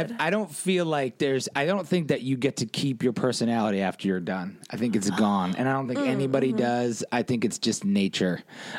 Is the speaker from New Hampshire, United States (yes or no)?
yes; southern New Hampshire, United States; moved away as an adult; also born or lived in Chicago; I'm from New Hampshire, the southern part. So it's very close.